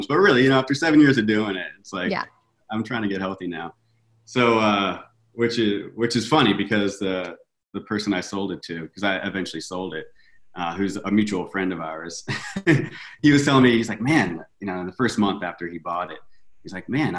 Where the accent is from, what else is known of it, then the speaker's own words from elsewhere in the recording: Virginia, United States; moved away as an adult; now in Los Angeles, United States; I grew up in Virginia and I moved out